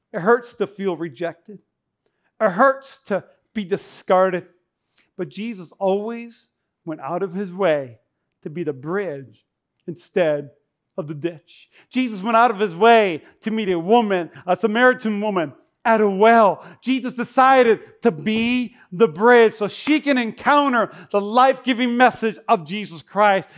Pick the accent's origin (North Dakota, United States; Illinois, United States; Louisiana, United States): North Dakota, United States; now in Nevada, United States; I grew up in North Dakota